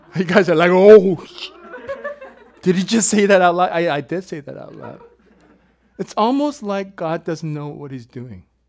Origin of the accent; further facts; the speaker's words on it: South Korea; moved away; my home country that's divided, my country's south. I'm not from the north